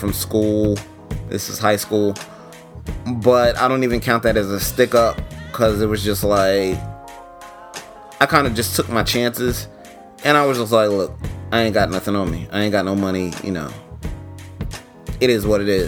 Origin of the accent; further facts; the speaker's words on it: New York, United States; I'm from New York, but I'm not from the streets of New York. I'm from Harlem.